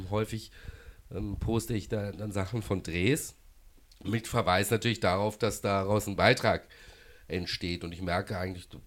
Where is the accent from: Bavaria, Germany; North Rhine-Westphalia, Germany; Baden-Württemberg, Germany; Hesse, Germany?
Baden-Württemberg, Germany; Baden-Baden; also born or lived in Karlsruhe; ich habe auch früher in Karlsruhe gelebt, ähm, bin aus Baden-Baden. Das natürlich als Badener der KSC äh, emotional vielleicht mal näher ist.